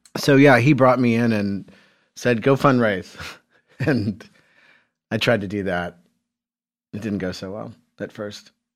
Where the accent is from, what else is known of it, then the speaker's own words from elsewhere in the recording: Carmel, Indiana, United States; I grew up in Carmel, Indiana